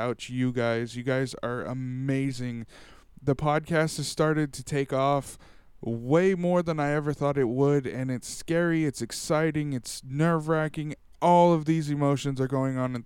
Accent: Tulare, California, United States; I went to a sci-fi con here in my hometown

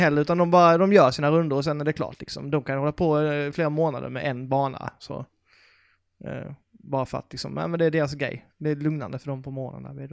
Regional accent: Karlshamn, Blekinge, Sweden; moved away; min hemstad Karlshamn

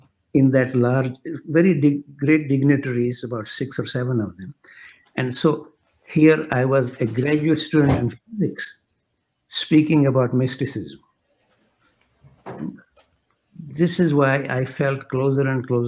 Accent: India; moved away as an adult; now in Canada; I was coming from India.

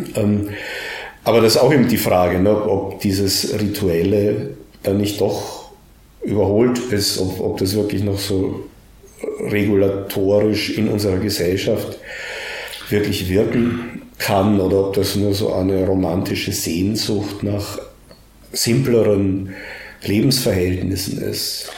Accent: Austria; mir fällt als Österreicher

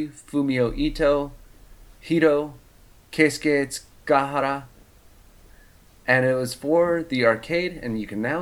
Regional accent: Midwest, United States; I'm from the Midwest, and there is a GameWorks outside of Chicago that had a deluxe cabinet of Outrun 2.

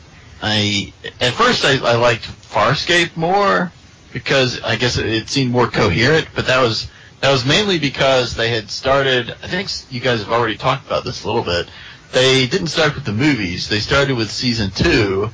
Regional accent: United States; I am from the colonies, also known as the United States of America

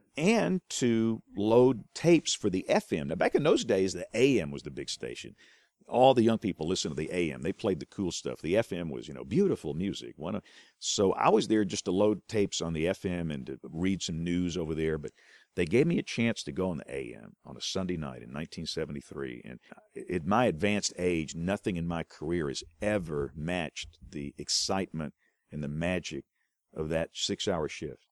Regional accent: Greenville, Alabama, United States; accent: South Alabama; also born or lived in Huntsville, Alabama; I am from Butler County. My culture, the way I talk, you know, the, most things about me, it's rural South Alabama.

